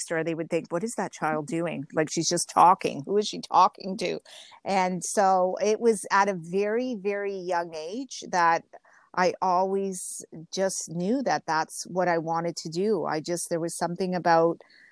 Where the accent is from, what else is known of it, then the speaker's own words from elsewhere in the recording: Ontario, Canada; English is a second language; also born or lived in Genoa, Italy; I was 2 when we came over. I was born in Italy, and we came over to Canada